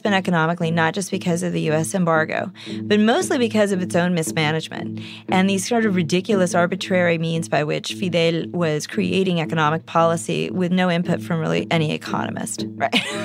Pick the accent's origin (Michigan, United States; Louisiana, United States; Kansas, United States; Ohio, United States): Kansas, United States; I grew up in Kansas, where I virtually had no contact with other Cubans besides my parents and my sister and my grandparents